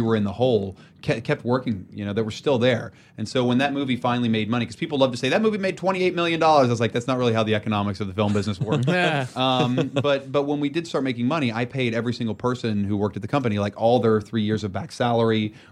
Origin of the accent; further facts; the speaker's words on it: Beckley, West Virginia, United States; moved away; Where I grew up in Beckley, West Virginia